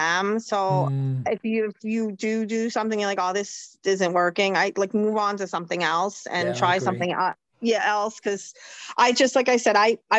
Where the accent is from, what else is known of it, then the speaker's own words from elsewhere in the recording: New York, United States; I'm from New York. We talk fast